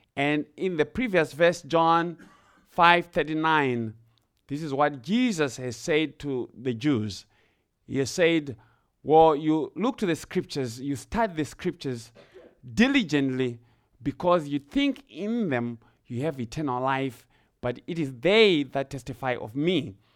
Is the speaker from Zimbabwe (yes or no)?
yes; Zimbabwe; now in Ohio, United States; I grew up in Zimbabwe. I, I'm from Zimbabwe. I grew up in the rural areas in Zimbabwe